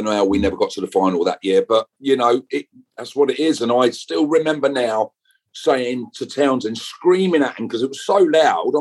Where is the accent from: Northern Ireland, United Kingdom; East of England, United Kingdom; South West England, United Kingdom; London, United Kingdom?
East of England, United Kingdom; Watford; I'm born and bred in Watford